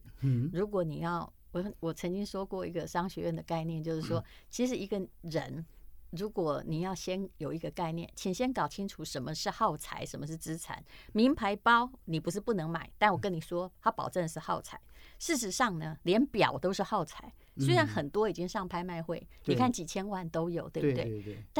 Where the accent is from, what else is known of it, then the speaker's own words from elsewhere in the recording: Taiwan; 自己我们台湾人自己写，